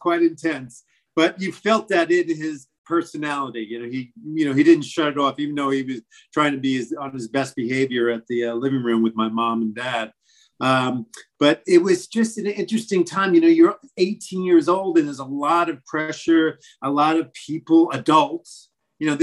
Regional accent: Massapequa, New York, United States; moved away as an adult; Grew up in Long Island, Massapequa

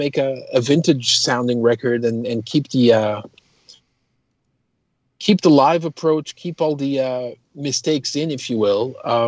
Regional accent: Toronto, Ontario, Canada; And so I lived in, I was raised in Toronto. I went to university in Toronto, started my first band there.

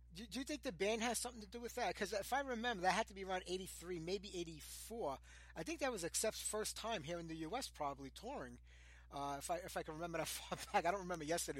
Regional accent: New York, United States; I'm from New York.

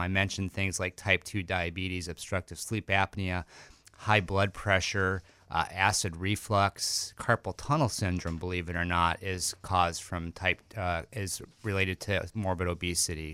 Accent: Chicago, Illinois, United States; moved away as an adult; I'm actually born, uh, in Chicago, and I lived there for the first twenty-six years of my life

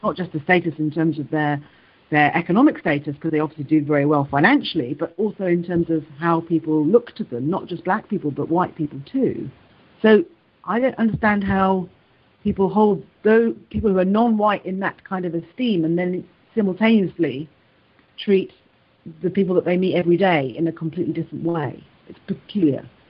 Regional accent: Wales, United Kingdom; moved away; also born or lived in London / England; I was born in London. I was taken to Wales. I grew up in Wales, then moved back to England, and then have moved recently back to Wales

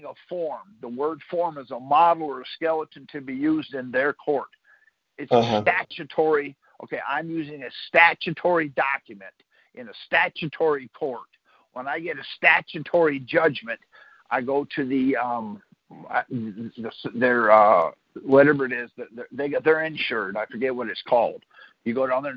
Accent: Michigan, United States; moved away; I'm from Michigan originally

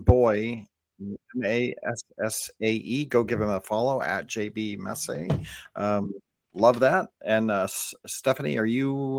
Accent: California, United States; I'm from Northern California, and tri-tip and mostly California in general, we don't do a lot of sauces.

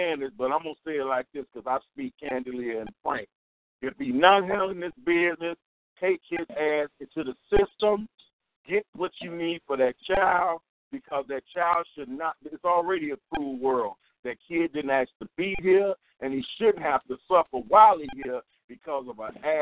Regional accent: Chicago, Illinois, United States; I'm from Chicago, I'm from the Inglewood area

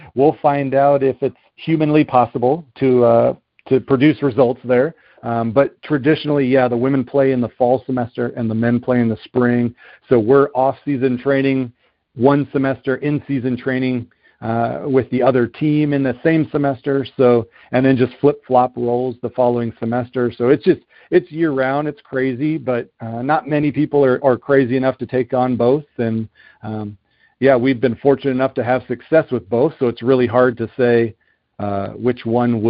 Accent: Southern California, United States; moved away as an adult; also born or lived in Ohio; I grew up out in Southern California

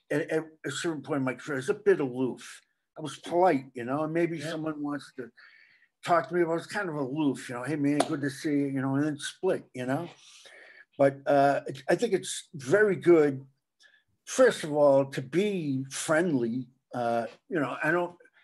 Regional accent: Quincy, Massachusetts, United States; moved away as an adult; also born or lived in Los Angeles / New York; I was from Quincy

